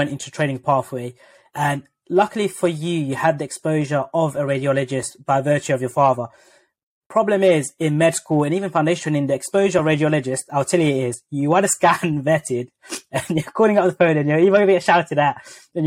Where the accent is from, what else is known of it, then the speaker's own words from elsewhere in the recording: London, United Kingdom; moved away as an adult; also born or lived in Coventry; I was born and brought up in London